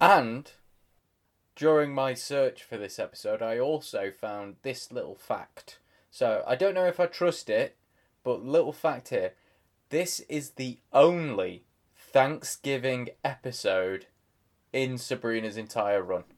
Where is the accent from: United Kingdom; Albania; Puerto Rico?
United Kingdom; England; as an English person